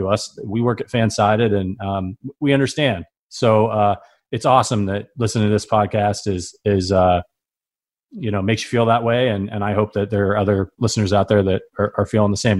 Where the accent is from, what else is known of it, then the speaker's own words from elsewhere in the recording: Northeast Ohio, United States; also born or lived in New York City; now in Chicago, United States; I'm from Northeast Ohio. It's, it's cold there. I, I've lived in New York City for about ten years